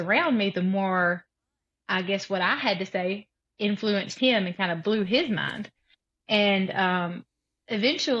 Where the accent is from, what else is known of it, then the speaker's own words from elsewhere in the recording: South Alabama, United States; I'm from South Alabama.